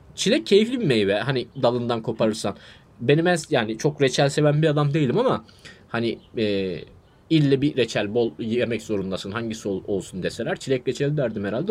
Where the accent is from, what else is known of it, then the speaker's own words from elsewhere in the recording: Adana, Turkey; bir kere Adanalıyım